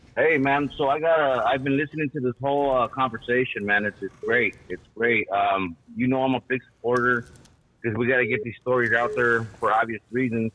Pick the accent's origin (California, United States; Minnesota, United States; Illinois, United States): California, United States; Los Angeles; I grew up in Ramona Gardens